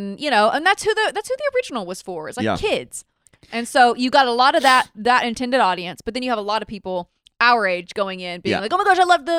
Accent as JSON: {"language": "English", "region": "the South", "country": "United States", "said": "I'm from the South, so that's just not."}